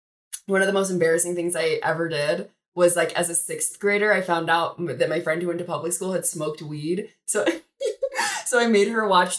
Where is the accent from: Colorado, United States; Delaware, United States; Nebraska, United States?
Colorado, United States; Brighton; I grew up in Brighton, Colorado. I'm an only child.